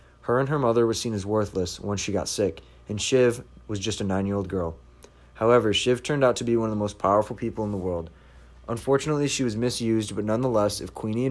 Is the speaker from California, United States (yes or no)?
no; Lake Orion, Michigan, United States; I'm from Lake Orion, Michigan